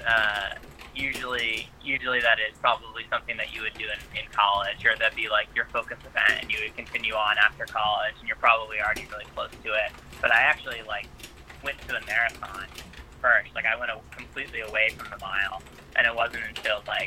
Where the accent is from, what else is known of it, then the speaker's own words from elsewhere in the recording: Albany, New York, United States; my hometown course in Albany, New York